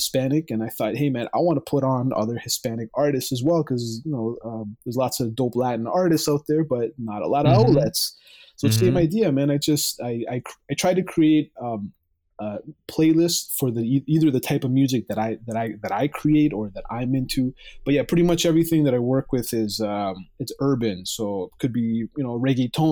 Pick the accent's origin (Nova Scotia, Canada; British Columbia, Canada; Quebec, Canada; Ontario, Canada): Ontario, Canada; Mississauga; I'm from Canada. I'm from Mississauga, Ontario, right next to Toronto.